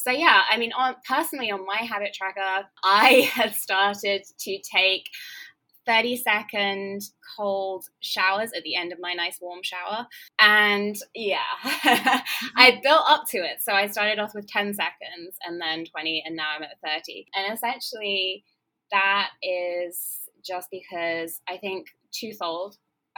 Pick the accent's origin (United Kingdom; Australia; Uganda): United Kingdom; England; accent: English; moved away as an adult; now in Los Angeles, United States; I'm English, as you can tell from my accent, but I now live